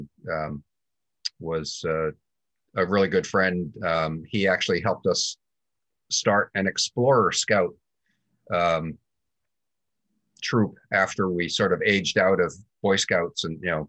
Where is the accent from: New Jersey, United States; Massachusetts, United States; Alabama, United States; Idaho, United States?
Massachusetts, United States; Andover; also born or lived in Hanover, New Hampshire / Springfield, Vermont; when I was five, we moved from Springfield to Andover, Mass